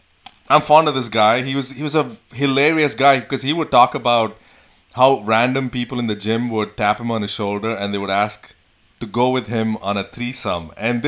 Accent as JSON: {"language": "English", "town": "Bangalore", "region": "Karnataka", "country": "India", "moved": "yes", "lives_now": "United States", "said": "I'm from Bangalore, South India, South India."}